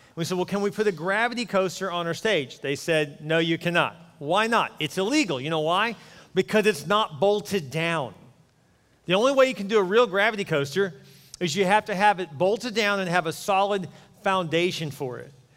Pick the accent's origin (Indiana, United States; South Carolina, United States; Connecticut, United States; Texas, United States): Texas, United States; Houston; I grew up in Houston, actually near Joel, actually not far from him